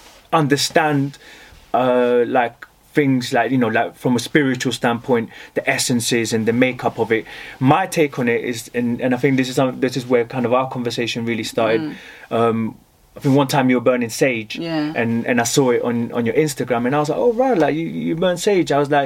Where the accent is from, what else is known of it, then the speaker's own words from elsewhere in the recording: Colombia; I guess my roots, I'm from Colombia